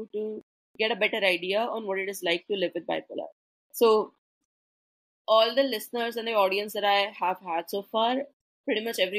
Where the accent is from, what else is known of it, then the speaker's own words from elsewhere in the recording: India; also born or lived in Mumbai, India; I'm from India, and the Indian culture is not supportive of mental health